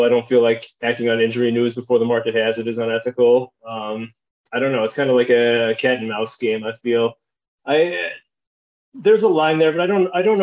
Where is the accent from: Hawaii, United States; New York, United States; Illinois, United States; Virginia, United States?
Illinois, United States; Chicago; when I was growing up in Chicagoland